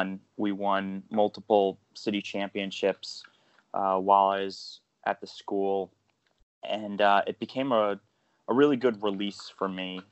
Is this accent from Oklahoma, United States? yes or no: no; Eastchester, New York, United States; I grew up in the town of Eastchester, which is about 30 minutes outside of New York City.